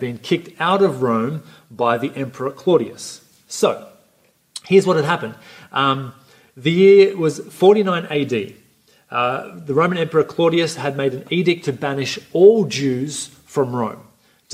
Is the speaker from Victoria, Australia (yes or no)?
no; Coffs Harbour, New South Wales, Australia; also born or lived in Sydney; I grew up here for the vast majority of my life, went to high school here.